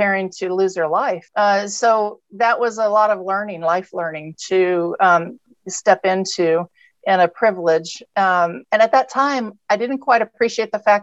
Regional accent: Texas, United States; also born or lived in California; I'm from Texas and California. That's my background, but I'm a proud Texan

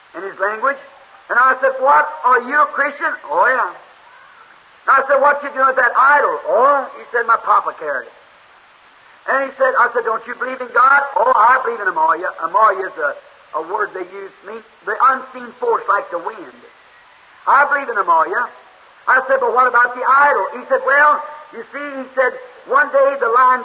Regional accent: Jeffersonville, Indiana, United States; I'm from Jeffersonville, Indiana.

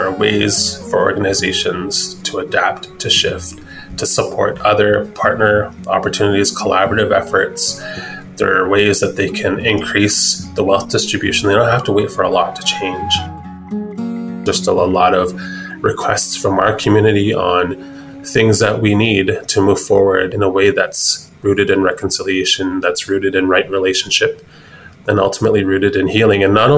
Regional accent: Blood Reserve, Alberta, Canada; I was raised on the Blood Reserve

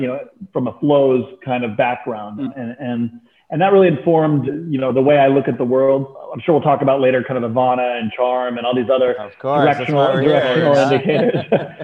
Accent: Texas, United States; also born or lived in London, United Kingdom / Turkey; So I was born in London, lived in Turkey as a child, moved to Texas of all places as at the age of 5 and a half, 6, went to Turkey every summer

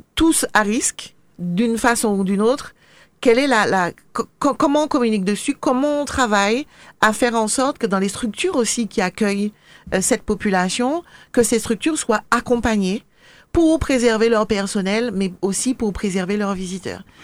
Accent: Le Marin, Martinique; j'ai été élevée, enfin je suis de la Agnès au Marin

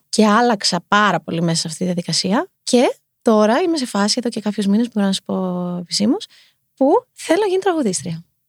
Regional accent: Heraklion, Crete, Greece; moved away as an adult; also born or lived in United States; now in Athens, Greece; Και μετά κατεβήγαμε στο Ηράκλειο

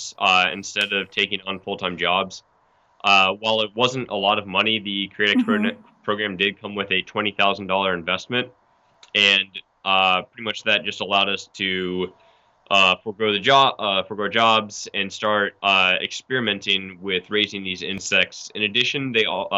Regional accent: Atlanta, Georgia, United States; We grew up in Atlanta suburbs

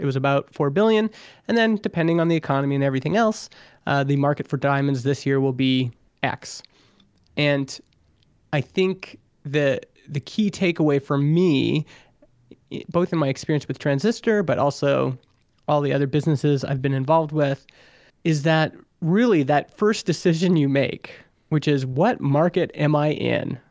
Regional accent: Alberta, Canada; now in Vernon, Canada; I grew up in Alberta, Canada

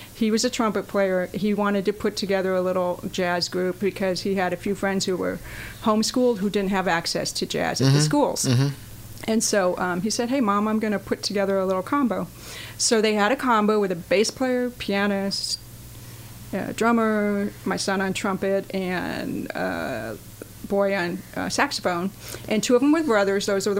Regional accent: New York, United States; born there; Oh, that's a loaded question. But I was born in upstate New York, and I've lived in lots of places.

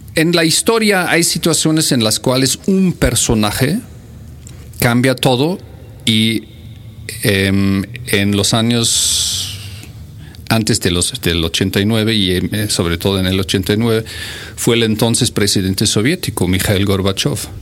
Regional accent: Bonn, North Rhine-Westphalia, Germany; Spanish is a second language; moved away; yo soy del occidente. Yo nací en Bonn, en la pequeña ex capital de Alemania Occidental

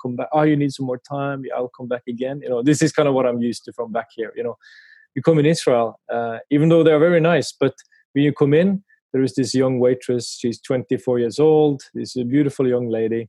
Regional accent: Kristiansand, Agder, Norway; moved away; I grew up in Kristiansand in the southern part of Norway

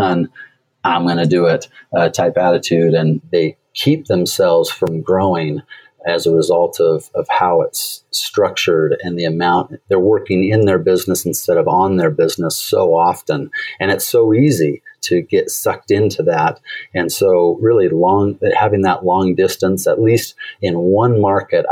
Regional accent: Portland, United States; I'm originally from Portland

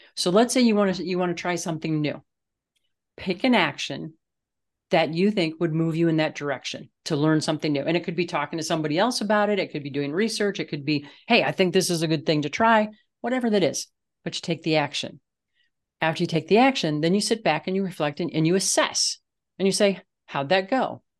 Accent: Midwest, United States; now in Colorado, United States; I grew up in the Midwest

